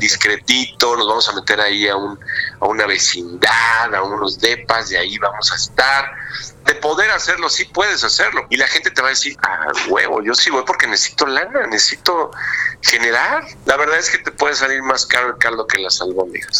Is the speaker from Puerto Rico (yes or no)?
no; Mexico; soy el único mexicano este, miembro de esa asociación